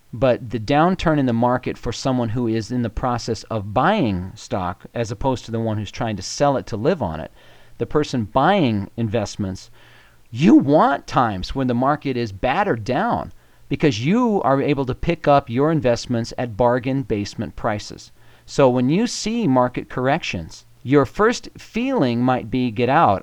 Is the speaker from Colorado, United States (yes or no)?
yes; Colorado, United States; I am from Colorado. I hail from, I think, the prettiest state in the union.